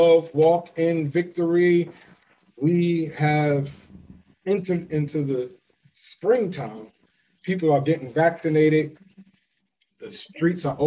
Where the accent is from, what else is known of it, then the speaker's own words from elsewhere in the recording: Florida, United States; I grew up in Florida.